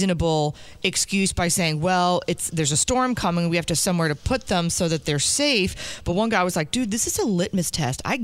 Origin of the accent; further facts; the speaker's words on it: New Jersey, United States; I'm from Jersey